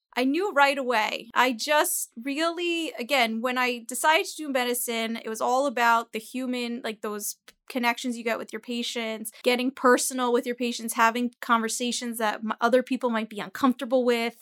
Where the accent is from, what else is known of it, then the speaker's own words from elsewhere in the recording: Teaneck, New Jersey, United States; also born or lived in New York City; I come from Teaneck, New Jersey